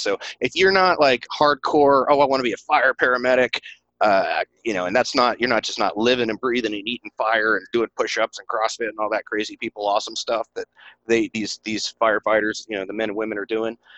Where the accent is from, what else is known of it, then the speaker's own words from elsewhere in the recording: East Tennessee, United States; accent: country; moved away as an adult; this is back in East Tennessee. In case y'all can't pick up my country accent, that's where I'm from originally